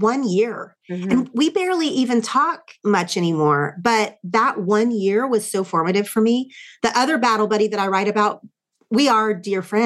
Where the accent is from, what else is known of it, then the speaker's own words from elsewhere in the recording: Oklahoma, United States; I grew up in not only Oklahoma, but a small town in Oklahoma